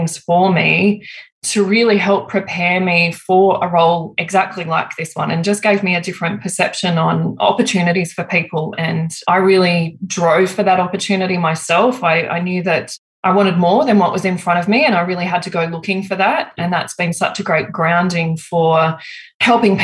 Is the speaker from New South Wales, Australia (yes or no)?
yes; Griffith, New South Wales, Australia; I grew up in Wiradjuri country out in Griffith, New South Wales